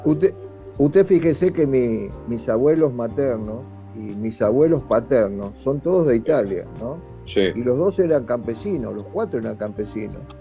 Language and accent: Spanish; Argentina; Yo soy, por ejemplo, argentino y tengo doble ciudadanía, soy italiano también, por descendencia de mis padres